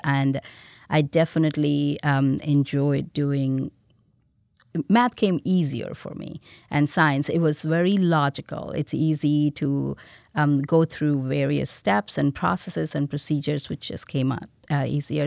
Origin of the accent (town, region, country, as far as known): India; born or raised there; moved away as an adult; now in United States